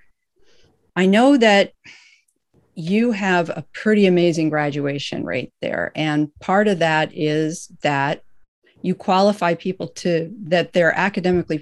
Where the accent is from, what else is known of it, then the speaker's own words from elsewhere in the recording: Los Angeles, California, United States; I grew up in Los Angeles